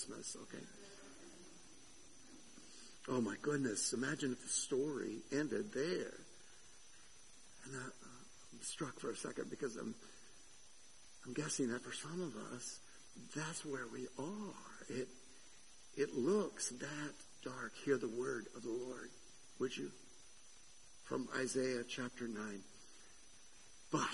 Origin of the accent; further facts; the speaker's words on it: Southern California, United States; moved away as an adult; I came from Southern California. I spent a lot of my youth in Southern California